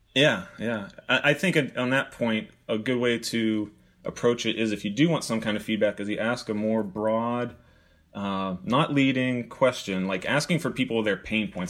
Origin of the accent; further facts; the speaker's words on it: Pittsburgh, Pennsylvania, United States; moved away; I grew up in Pittsburgh